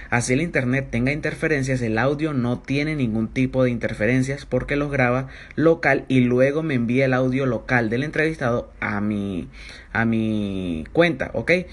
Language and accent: Spanish; Venezuela; soy un emprendedor venezolano